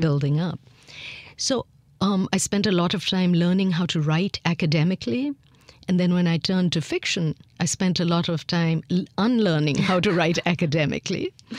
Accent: India; accent: lingering traces of British influence; moved away as an adult; also born or lived in Miami, United States; growing up in India, and I was born after independence, so I was born in a free India

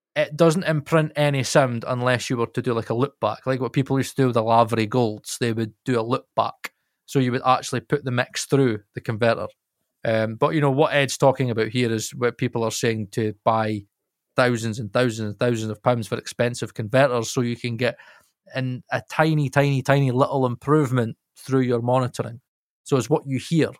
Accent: Scotland, United Kingdom; I'm Scot, I'm Scottish

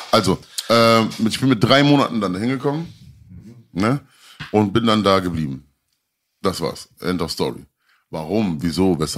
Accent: Berlin, Germany; Nein, also ich, ich, ich bin gebürtiger Kreuzberger

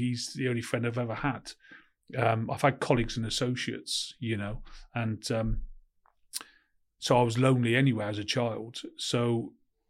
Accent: Cheltenham, South West England, United Kingdom; I was born in Cheltenham in Gloucestershire and I was sort of, there's no job prospects in Cheltenham at all as well

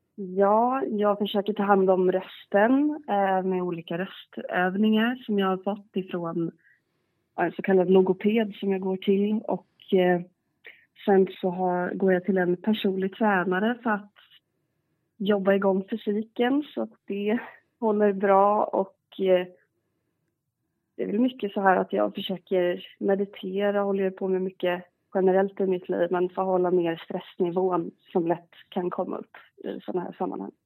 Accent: Garda, Gotland, Sweden; also born or lived in Stockholm; jag är uppvuxen på eh, sydöstra delen, eh, ett, en liten, liten ort som heter Garda

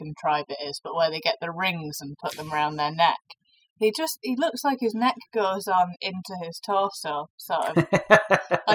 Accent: Rochdale, North West England, United Kingdom; I'm from Rochdale.

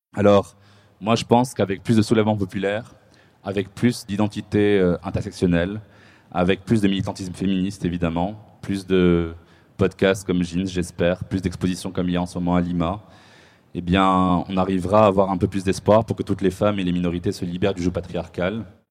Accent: Morocco; le Maroc, ma terre natale

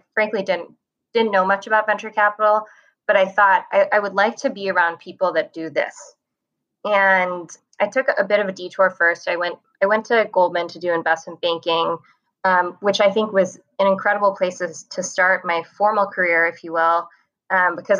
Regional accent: Hong Kong; moved away as an adult; also born or lived in Taipei, Taiwan; So I grew up in Hong Kong. I was born in Taipei and we moved to Hong Kong when I was two.

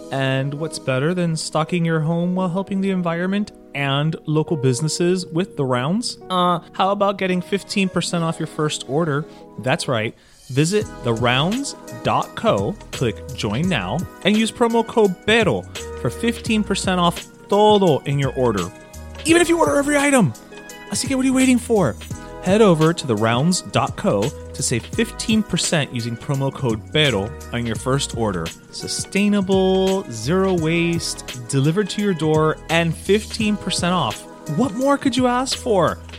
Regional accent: Miami, Florida, United States; I'm from here

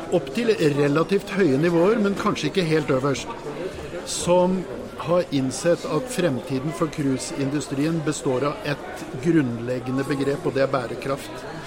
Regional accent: Norway; oss som nordmenn

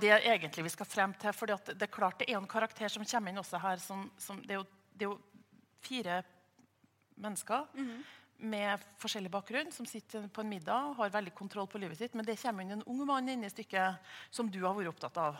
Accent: Trøndelag, Norway; jeg identifiserer meg som trønder

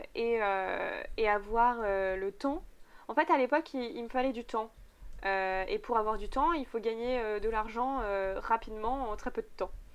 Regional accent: Megève, Auvergne-Rhône-Alpes, France; je venais du coup de Megève

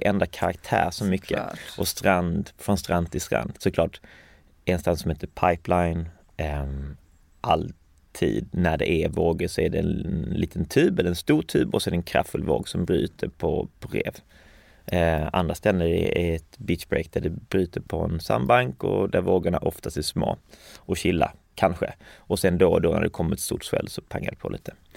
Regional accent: Falsterbo, Skåne, Sweden; also born or lived in Hawaii / Lund; jag växte upp um, i Skalna Falsterbo som mm. ligger i sydvästra Skåne

